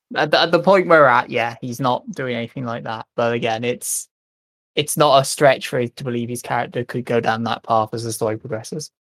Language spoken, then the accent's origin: English; United Kingdom; I grew up in Britain